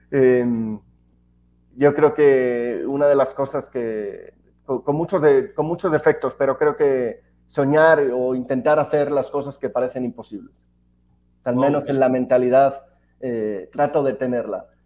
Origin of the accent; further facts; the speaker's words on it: Alicante, Valencian Community, Spain; moved away as an adult; now in Mexico; soy español, ya más mexicano que, alicantino, que español. Llevo ya 11 años en México, mujer mexicana